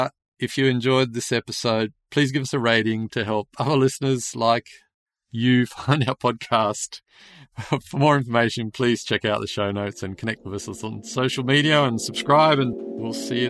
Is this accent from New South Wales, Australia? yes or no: yes; Sydney, New South Wales, Australia; I grew up in the Western suburbs 30 years ago and there, everyone lived in houses.